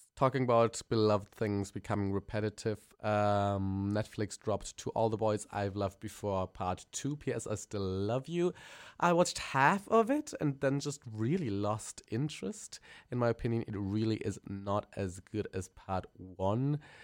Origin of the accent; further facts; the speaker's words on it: Germany; accent: German; English is a second language; I'm a German queen. We can tell my accent is really kicking